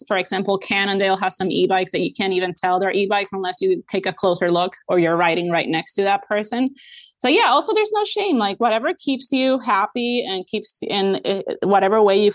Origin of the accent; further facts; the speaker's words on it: Puerto Rico; moved away; I come from Puerto Rico